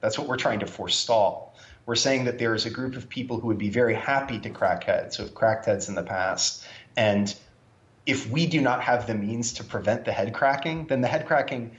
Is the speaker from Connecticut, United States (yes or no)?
yes; Branford, Connecticut, United States; moved away; my hometown of Brantford, Connecticut. And I know, you know, I grew up with a handful of guys who are still there